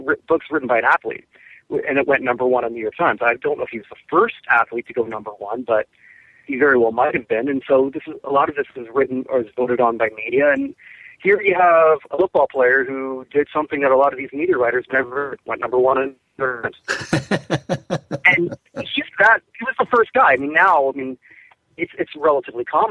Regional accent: Canada; myself as a Canadian

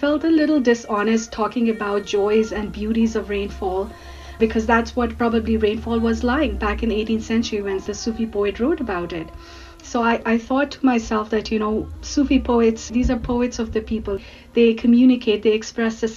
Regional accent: Karachi, Sindh, Pakistan; now in Alberta, Canada; I was born and raised in Pakistan

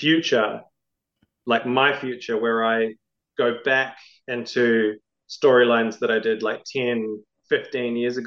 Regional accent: New Zealand; also born or lived in Melbourne, Australia; now in Queensland, Australia; growing up in New Zealand, being in the comics scene there, very vibrant

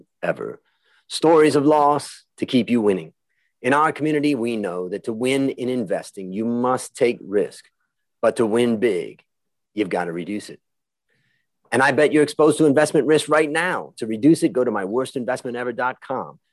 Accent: United States; moved away; we're both American entrepreneurs living outside of America.

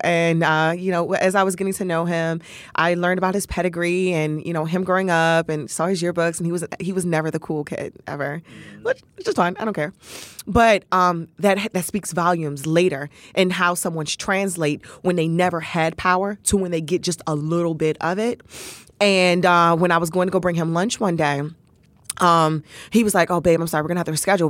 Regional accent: Capitol Heights, Maryland, United States; also born or lived in Mitchellville, Maryland; I grew up in uh, Capitol Heights, Maryland. Um, we lived uh, in Capitol Heights and then moved to Mitchellville, Bowie area.

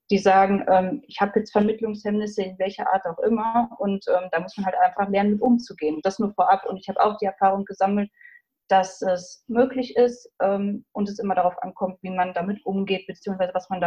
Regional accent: Iserlohn, North Rhine-Westphalia, Germany

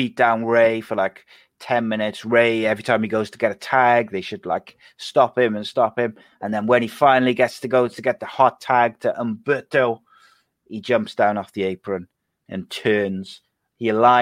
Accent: Wales, United Kingdom; Welsh, I'm not British, I'm Welsh

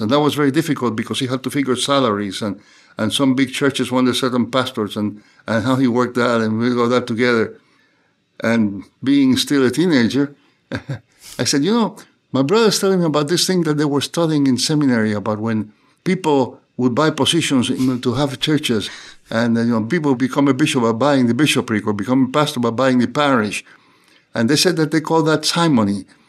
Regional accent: Cuba; moved away as an adult; also born or lived in New Haven, United States; now in United States; I was born in Cuba. And I grew up in Cuba, uh, most of my early life, and, uh, went to school there and went to seminary there and then came to the U S to study

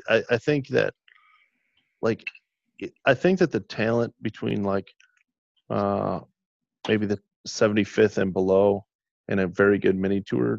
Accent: Michigan, United States; now in Chicago, United States; I'm from Michigan originally, even though I live in Chicago.

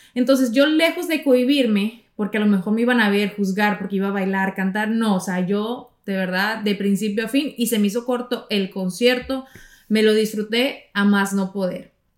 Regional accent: Navojoa, Sonora, Mexico; moved away as an adult; now in United States; yo creo que tenía como 13 años, 12 años, en Navojoa, de donde yo soy, y en Sonora

